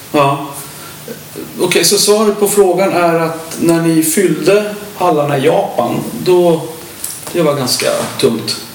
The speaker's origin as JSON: {"language": "Swedish", "town": "Stockholm", "region": "Stockholm County", "country": "Sweden", "said": "han och jag är ju från Stockholm"}